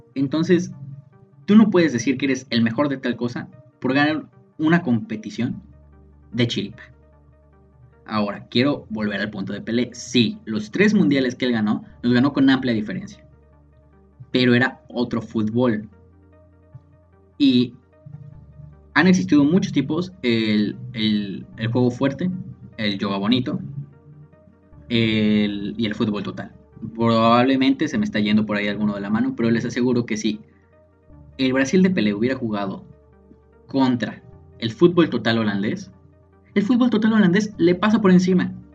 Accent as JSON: {"language": "Spanish", "country": "Mexico", "said": "nosotros como mexicanos, como estudiantes"}